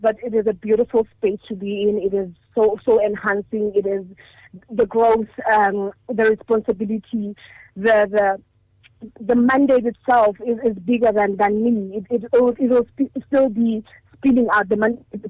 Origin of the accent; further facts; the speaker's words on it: Hammanskraal, Gauteng, South Africa; I grew up in Hammanskraal, in Majaling, and that was a humbling upbringing.